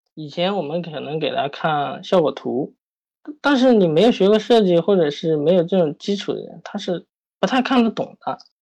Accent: Yunnan, China; now in Shanghai, China; 因为我家是云南的

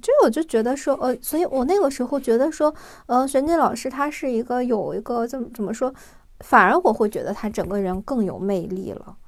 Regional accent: China; 我们中国人

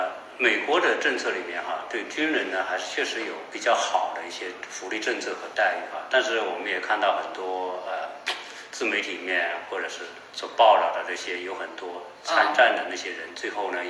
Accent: China; 啊，对于作为我我我我们作为一个中国人来说哈，当我们做中美对比的时候，确实看到这个中国的这种进步哈，

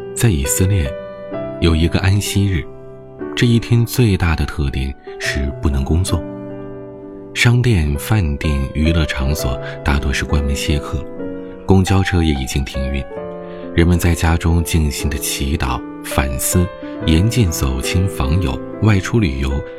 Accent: China; 我们中国人的新年

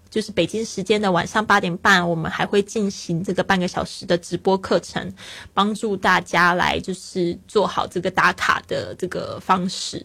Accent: Kaohsiung, Taiwan; moved away as an adult; also born or lived in Taipei; 因为我是高雄人嘛，然后那时候到台北读书

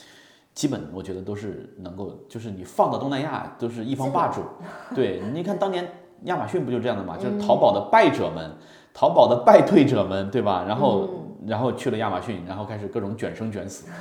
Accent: Hunan, China; 我也是湖南人，

